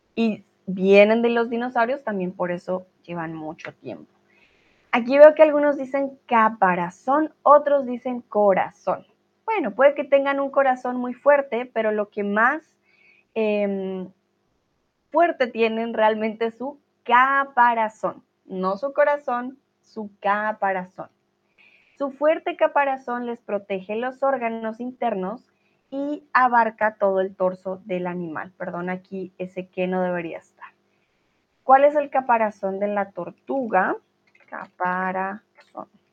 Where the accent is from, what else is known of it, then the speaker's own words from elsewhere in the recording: Colombia; now in Germany; soy de Colombia